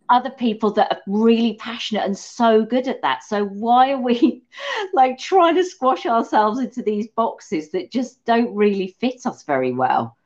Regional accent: England, United Kingdom; because we are English, me and you.

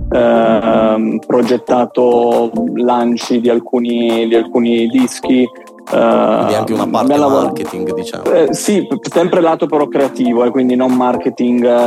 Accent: Turin, Piedmont, Italy; io sono di Torino

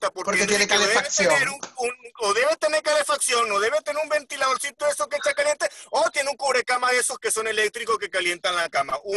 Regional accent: Bolívar, Venezuela; los tres somos de Bolívar y Bolívar es caliente, mano.

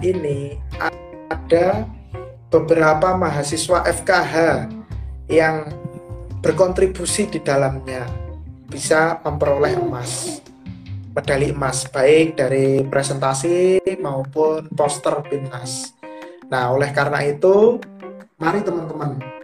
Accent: Tulungagung, East Java, Indonesia; now in Yogyakarta, Indonesia; saya kan asalnya dari Tulungagung Jawa Timur

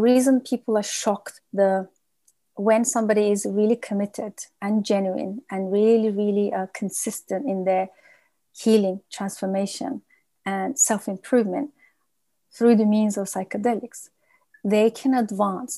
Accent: United Kingdom; we are a nation that we don't really talk much, and vulnerability is not something we practice, and it's actually threatening to our being as British people

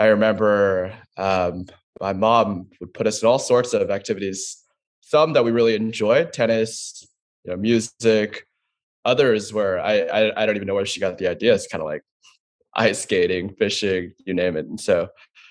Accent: Dallas, Texas, United States; I grew up in Dallas, a proud Texan

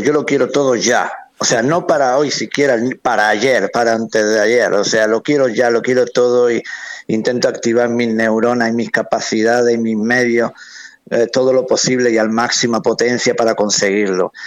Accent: Spain; soy el músico español

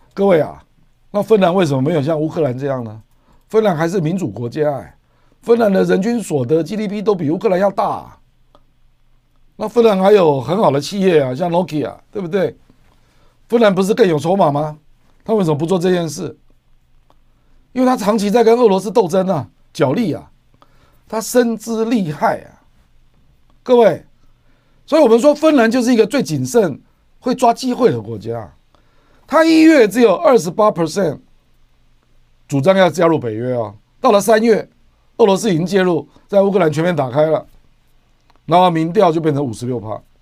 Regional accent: Taiwan; 我们台湾，我们台湾人口才两千三百多万。

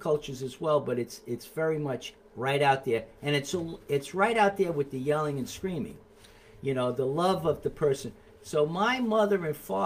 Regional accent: Mount Vernon, New York, United States; also born or lived in New Rochelle, New York; So I came from Mount Vernon. I grew up as an Italian-American person in a neighborhood. I was very much a street kid.

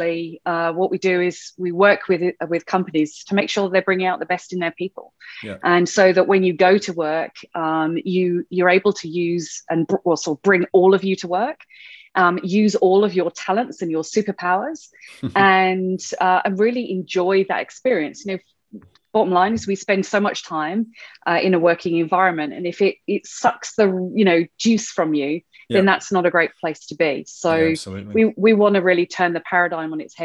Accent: United Kingdom; moved away as an adult; now in Australia; you could possibly tell by my dodgy accent that I wasn't actually born in Australia. So born in the UK originally, and then came over to Australia about 13 and a half, coming up 14 years ago

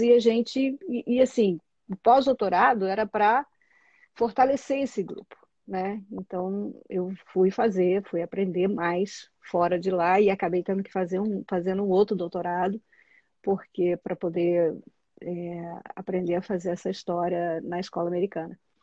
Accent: Juiz de Fora, Minas Gerais, Brazil; moved away as an adult; also born or lived in São Paulo / Berkeley; eu saí de Juiz de Fora, que é uma cidade pequena, numa, né, assim, interior de Minas Gerais

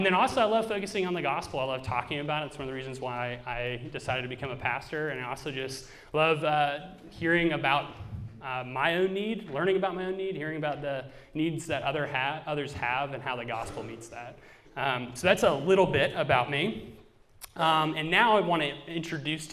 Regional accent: Georgia, United States; also born or lived in Raleigh, North Carolina / St. Louis, Missouri; now in Cincinnati, United States; I am from Georgia, but I've lived in several places. So I've lived in Raleigh, North Carolina, and also before Cincinnati in St. Louis, Missouri.

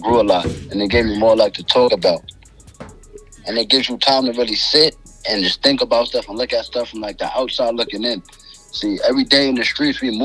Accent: New York City, New York, United States; I'm from Brooklyn, New York.

